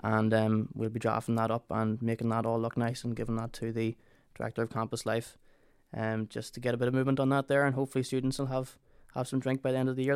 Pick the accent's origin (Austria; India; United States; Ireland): Ireland; moved away as an adult; now in Northern Ireland, United Kingdom; we're both from the Republic of Ireland